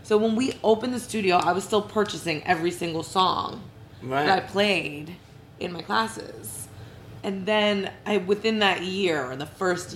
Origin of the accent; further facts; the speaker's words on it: New Jersey, United States; I grew up in New Jersey